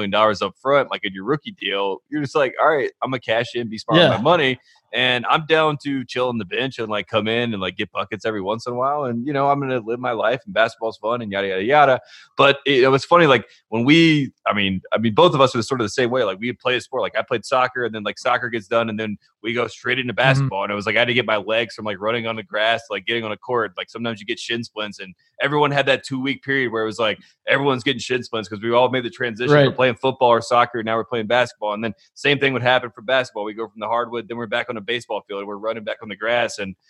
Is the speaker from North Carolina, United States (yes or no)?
yes; North Carolina, United States; growing up in North Carolina